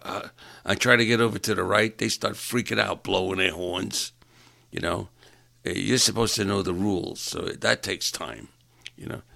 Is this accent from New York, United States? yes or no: yes; New York, United States; moved away; I'm from New York and I talk a little different